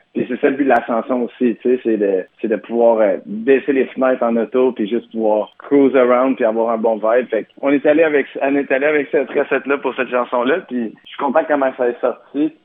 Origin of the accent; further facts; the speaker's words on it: Gatineau, Quebec, Canada; je viens de Gatineau